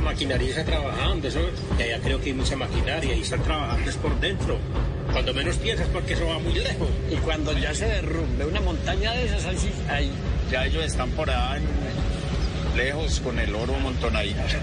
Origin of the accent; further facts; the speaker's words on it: Colombia; como colombianos